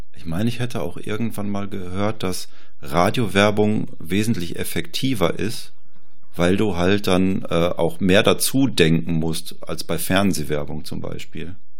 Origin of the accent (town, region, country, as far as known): Germany